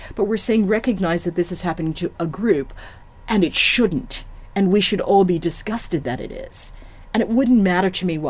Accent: United States; I'm African American

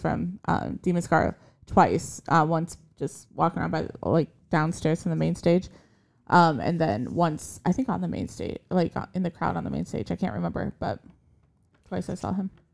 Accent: Iowa, United States; moved away; we're from Iowa originally

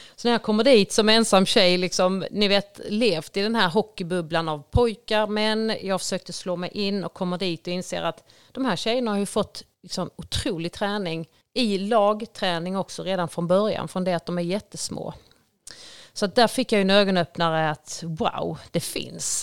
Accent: Ängelholm, Skåne, Sweden; jag är uppvuxen på Strutmarken, eh, väldigt nära ishallen

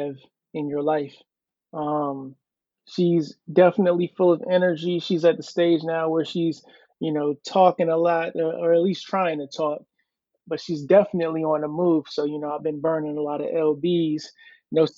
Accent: Mitchellville, Maryland, United States; also born or lived in Hampton, Virginia; now in Virginia Beach, United States; I'm originally from Mitchellville, Maryland

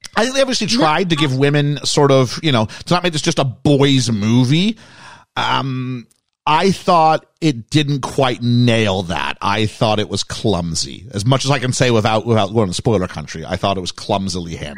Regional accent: Canada; we were from England, but I was from Canada

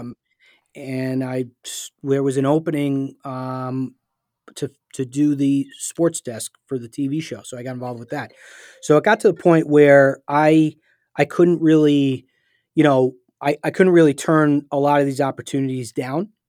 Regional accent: New Haven, Connecticut, United States; I grew up in New Haven, my dad was a teacher at Yale Law School

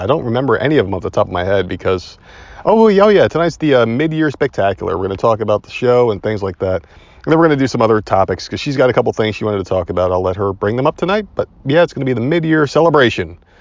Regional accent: Northeast, United States; now in Southern United States; we are Southern now. And, uh, we are from the Northeast

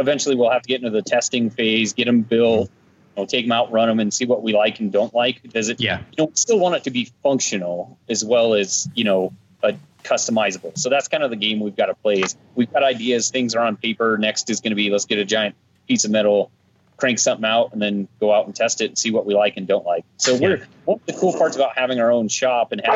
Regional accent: Colorado, United States; born and raised in Colorado, was raised here on a little farm kid

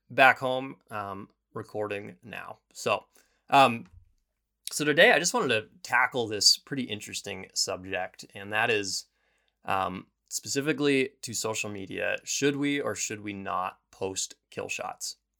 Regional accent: Bozeman, Montana, United States; I left my town of Bozeman, or my hometown of Bozeman

